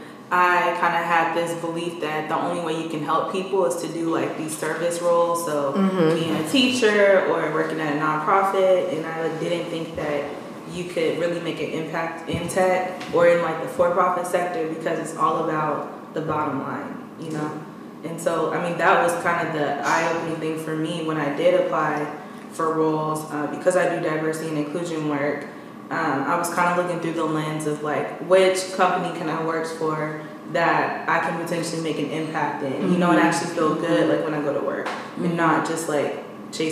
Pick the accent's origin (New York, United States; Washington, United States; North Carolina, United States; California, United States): California, United States; Bay Area; moved away; I'm originally from the Bay Area